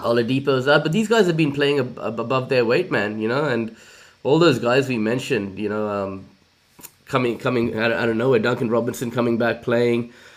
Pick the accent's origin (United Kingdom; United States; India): India; now in Australia; I'm from India originally